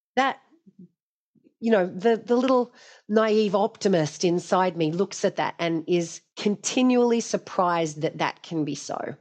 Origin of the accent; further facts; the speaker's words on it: Hobart, Tasmania, Australia; I grew up in Tasmania and it was on the Hobart waterfront down at Sandy Bay.